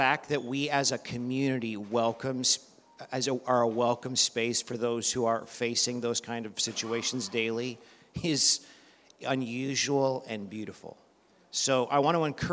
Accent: Canada; moved away; I'm originally from Canada

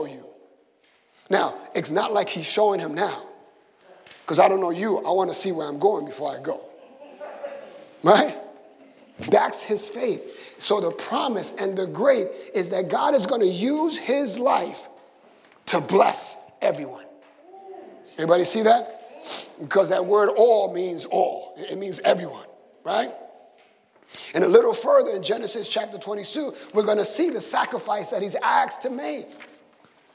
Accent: Puerto Rico; moved away; when I grew up in Puerto Rico

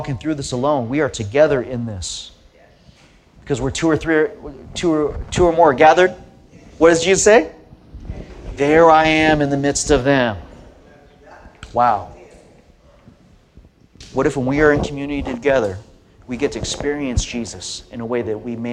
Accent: Southern California, United States; I grew up in Southern California. My parents were immigrants from Korea

